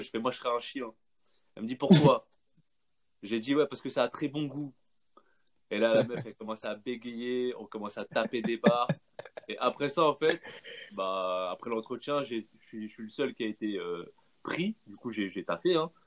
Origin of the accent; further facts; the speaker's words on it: France; je suis né ici, j'ai vécu toute ma vie ici, l'éducation, je l'ai fait, je faite ici, la langue, euh, voilà quoi, je me sens français